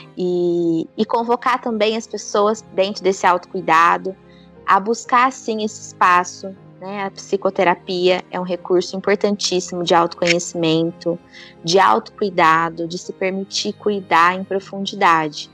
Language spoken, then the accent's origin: Portuguese; Ribeirão Preto, São Paulo, Brazil; eu sou do interior de São Paulo, de Ribeirão Preto